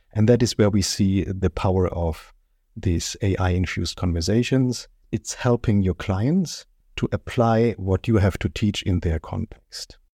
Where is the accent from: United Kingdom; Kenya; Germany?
Germany; English is a second language; You might hear it from my accent. I'm, uh, born and raised in Germany.